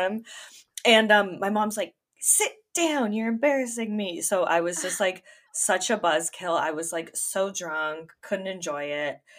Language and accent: English; Ontario, Canada; I'm from Ontario